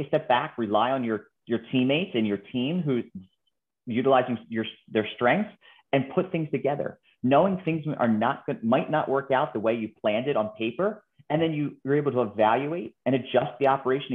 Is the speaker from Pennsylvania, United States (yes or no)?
yes; Philadelphia, Pennsylvania, United States; moved away as an adult; also born or lived in Minneapolis / Washington, D.C.; Born and raised in Philadelphia, you know, Eagles fan at heart